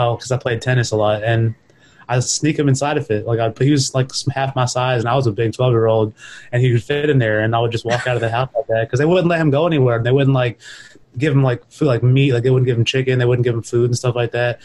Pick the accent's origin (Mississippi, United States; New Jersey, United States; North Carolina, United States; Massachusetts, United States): Mississippi, United States; also born or lived in New York, United States; I was born in New York and I only lived there for like a couple of years as a kid. My father kind of quickly moved us down south to Mississippi